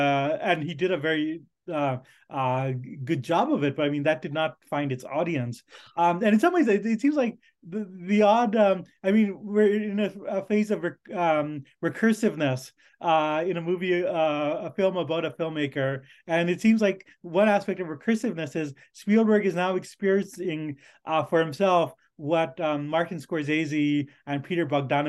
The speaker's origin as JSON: {"language": "English", "country": "India", "tie": "born there", "said": "partially because it was set in India, and I was born in India, and I wasn't terribly happy with the representation my people were getting."}